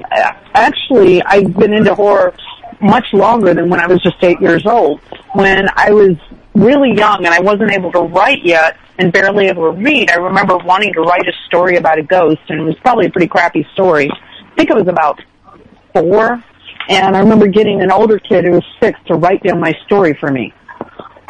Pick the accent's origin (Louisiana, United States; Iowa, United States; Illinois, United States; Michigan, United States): Illinois, United States; outside of Chicago; I grew up outside of Chicago